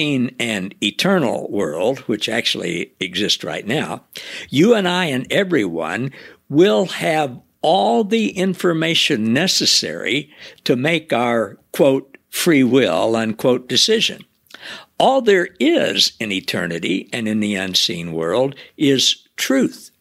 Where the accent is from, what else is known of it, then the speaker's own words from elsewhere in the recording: the Ozarks, Missouri, United States; I grew up down in the Ozarks in Missouri